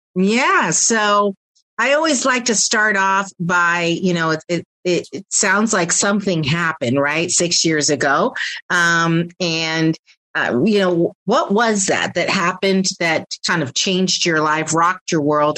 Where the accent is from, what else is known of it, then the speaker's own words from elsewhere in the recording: Pennsylvania, United States; where I am from originally from Pennsylvania as well